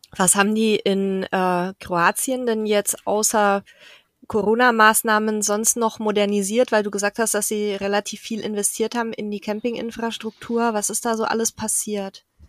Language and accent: German; Southern Germany, Germany; moved away; da komme ich ja her, ursprünglich aus dem Süden von Deutschland.